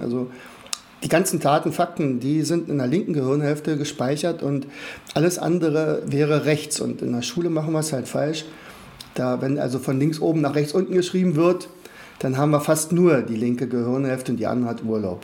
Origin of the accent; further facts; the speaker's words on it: Rauen, Brandenburg, Germany; ich komme aus Brandenburg, also dort speziell aus Rauen, das ist in der Nähe von Fürstenwalde